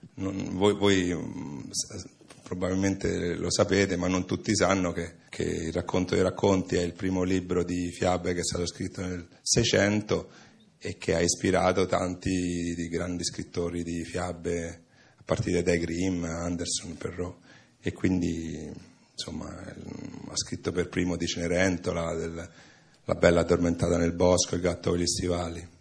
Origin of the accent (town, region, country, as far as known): Italy